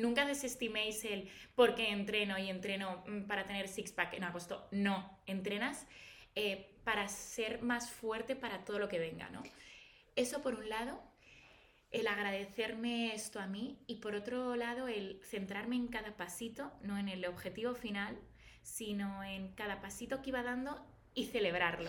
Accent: Valladolid, Castile and León, Spain; moved away as an adult; now in Madrid, Spain; yo nací en Valladolid, pero llevo desde los 18 en Madrid

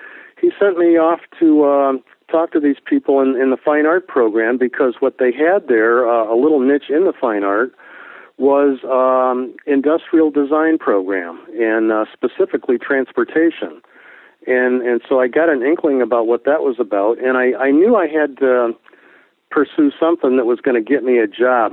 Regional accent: Miami, Florida, United States; When I grew up in South Florida, I grew up in the Miami area.

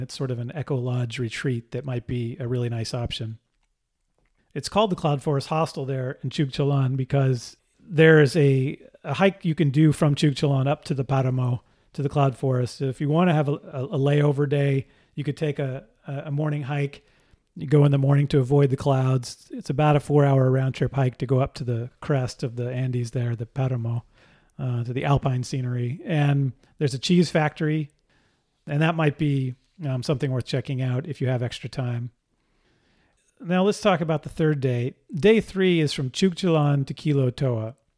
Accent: Pacifica, California, United States; I grew up in Pacifica, California, just south of San Francisco.

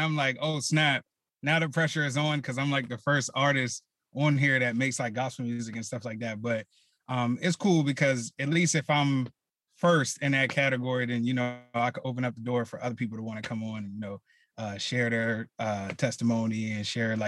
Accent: Philadelphia, Pennsylvania, United States; growing up in Philly, in the neighborhood I grew up

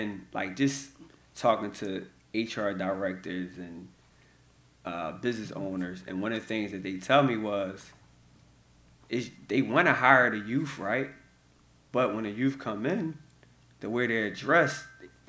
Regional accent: Philadelphia, Pennsylvania, United States; I'm from North Philadelphia, born and raised

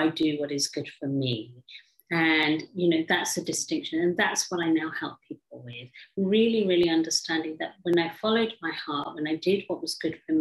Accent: England, United Kingdom; growing up in England

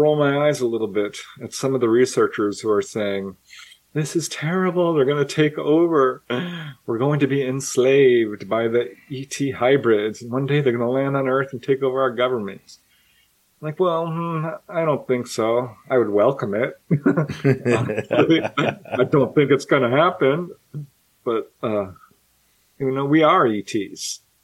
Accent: California, United States; I've been in a few major wildfires growing up in California

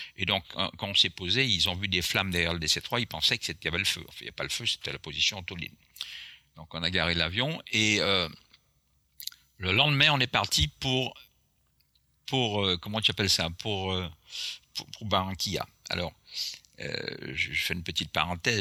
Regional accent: Martinique; accent: Antillean; first language Antillean Creole; French is a second language; also born or lived in Florida; je suis né à la Martinique

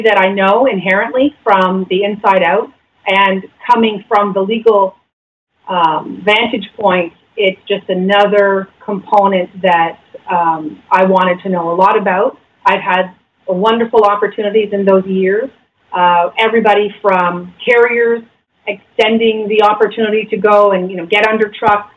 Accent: London, Ontario, Canada; now in Grimsby, Canada; I'm from London.

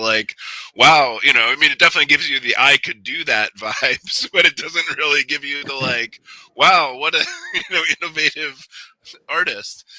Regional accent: Cleveland, Ohio, United States; I grew up in Cleveland

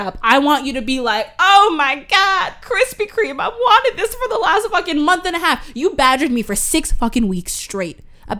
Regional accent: Toronto, Ontario, Canada; We're from Toronto.

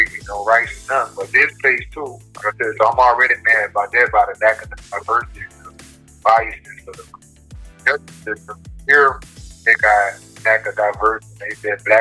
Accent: New Orleans, Louisiana, United States; moved away as an adult; also born or lived in Minnesota; now in Moose Lake, United States; I'm from New Orleans

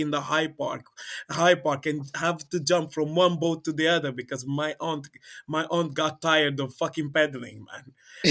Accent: Angola; even though I'm from Angola, I've only been to Angola

